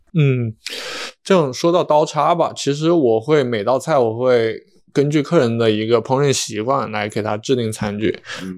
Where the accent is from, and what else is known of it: Hunan, China; born or raised there